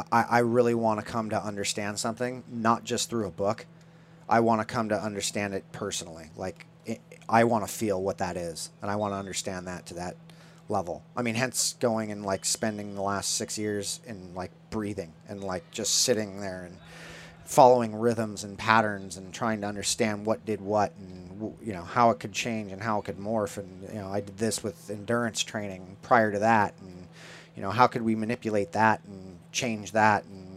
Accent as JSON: {"language": "English", "region": "California", "country": "United States", "tie": "born or raised there", "said": "growing up in Orange County in the 80s when punk rock was alive and well."}